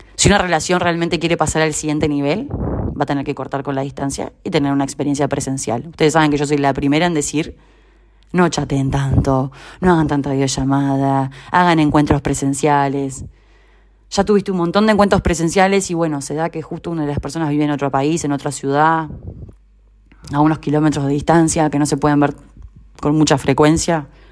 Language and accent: Spanish; Uruguay; moved away as an adult; now in Argentina; hace un año vivo en Argentina, soy uruguaya